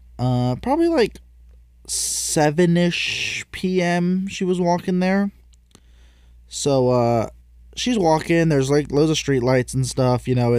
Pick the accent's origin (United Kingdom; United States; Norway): United Kingdom; England; If you didn't know, I'm English.